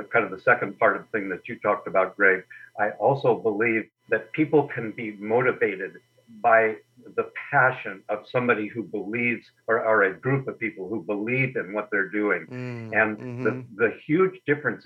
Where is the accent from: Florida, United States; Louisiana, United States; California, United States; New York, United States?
California, United States; Berkeley; now in Sun Lakes, United States; I was born in Berkeley, California, around the time of the Pearl Harbor attack.